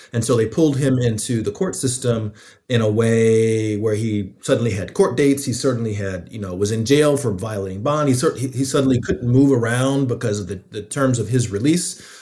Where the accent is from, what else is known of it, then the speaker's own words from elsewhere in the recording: Atlanta, Georgia, United States; I'm from Atlanta and, um, I grew up fairly close to the Muslim community.